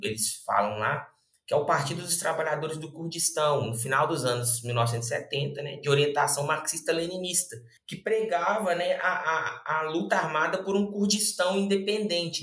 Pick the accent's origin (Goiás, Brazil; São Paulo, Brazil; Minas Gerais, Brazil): Minas Gerais, Brazil; Belo Horizonte; sou de Belo Horizonte.